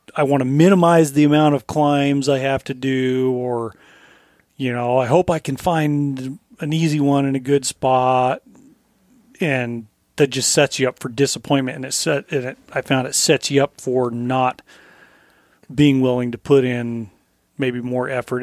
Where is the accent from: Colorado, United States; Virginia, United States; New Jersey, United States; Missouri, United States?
Colorado, United States; moved away; As I was growing up in Colorado